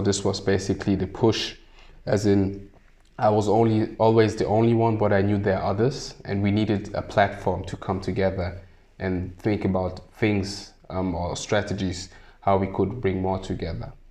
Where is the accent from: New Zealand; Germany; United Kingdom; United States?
Germany; also born or lived in Sierra Leone; a person who's born in Sierra Leone but grew up in Germany and doesn't actually look German, but is very German